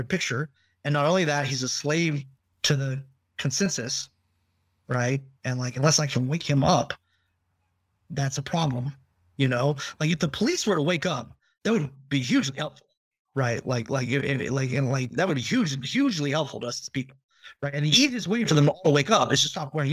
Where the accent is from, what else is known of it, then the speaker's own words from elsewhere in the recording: Northern California, United States; I'm from Northern California